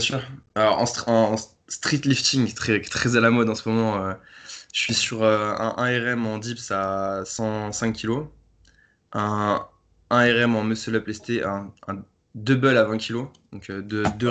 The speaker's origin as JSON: {"language": "French", "town": "Paris", "region": "Île-de-France", "country": "France", "said": "je viens de Paris, j'ai 26 ans"}